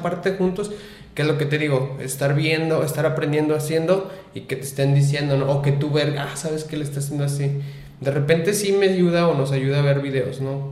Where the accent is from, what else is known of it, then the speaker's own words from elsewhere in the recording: Lagos de Moreno, Jalisco, Mexico; soy de aquí de Lagos de Moreno